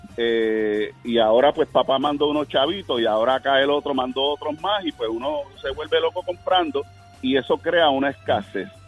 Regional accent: Puerto Rico

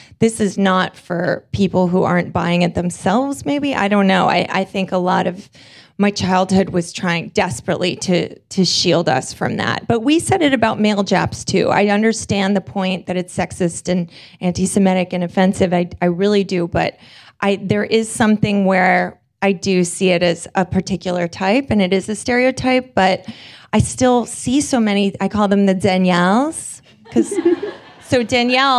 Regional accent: New York City, New York, United States; I grew up in New York City in the 70s

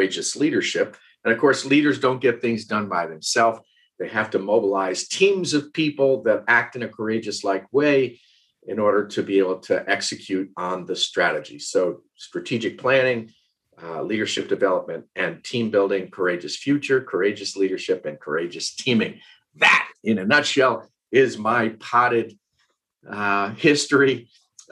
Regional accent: Westchester, New York, United States; moved away as an adult; also born or lived in West Virginia; now in Asheville, United States; I grew up in Westchester, New York. Born and raised there

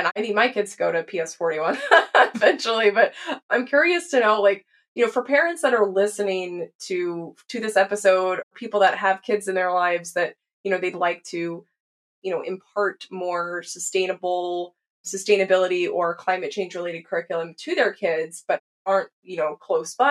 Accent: Texas, United States; moved away; I grew up in Texas

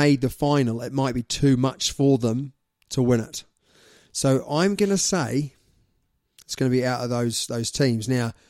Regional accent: New Zealand; as a New Zealander.

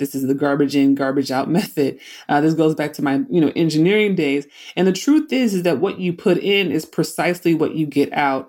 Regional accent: Oakland, California, United States; I grew up in Oakland, California.

